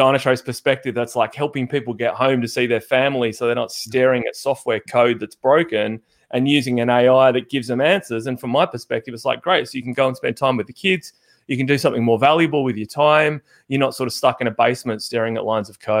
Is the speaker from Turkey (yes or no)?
no; Perth, Western Australia, Australia; now in Melbourne, Australia; I'm from Perth